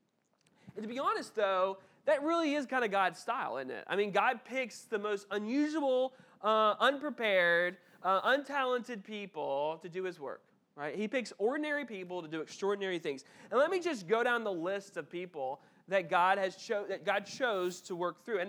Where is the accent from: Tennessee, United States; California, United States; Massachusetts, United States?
Tennessee, United States; Memphis; I grew up in Memphis and the Bartlett, Memphis area, which is like a suburb of Memphis